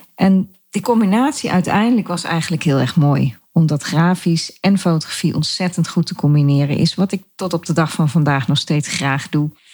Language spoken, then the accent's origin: Dutch; Dieren, Gelderland, Netherlands; also born or lived in De Steeg; Oorspronkelijk kom ik uit Dieren. Dat is een dorp in de gemeente Reden waar ik nog steeds woon, maar dan in een ander dorp, De Steeg